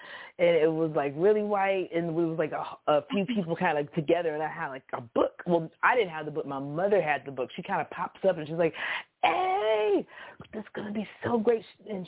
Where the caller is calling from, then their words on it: Houston, Texas, United States; I'm … from Houston.